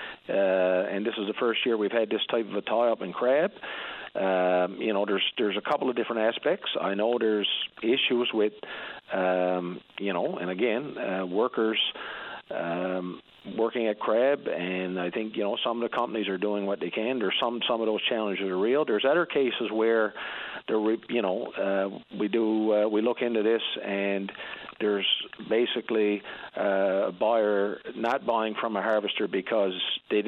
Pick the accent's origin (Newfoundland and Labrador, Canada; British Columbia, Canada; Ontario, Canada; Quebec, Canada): Newfoundland and Labrador, Canada; Labrador Straits; moved away; I'm from the Labrador Straits area